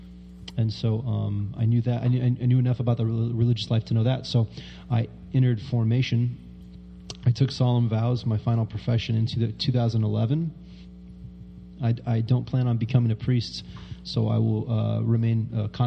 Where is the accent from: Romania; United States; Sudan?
United States; Wichita, Kansas; I came from Wichita, Kansas, And I grew up in a family that loved me